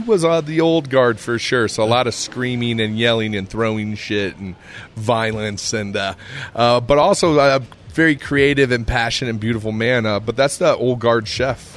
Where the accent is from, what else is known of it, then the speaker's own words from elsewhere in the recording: Iowa, United States; also born or lived in Scottsdale, Arizona; now in Colorado, United States; I'm a kid from Iowa.